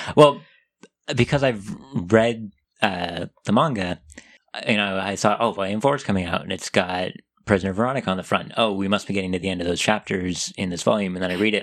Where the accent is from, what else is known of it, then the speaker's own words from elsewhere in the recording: United States; accent: American; I'm American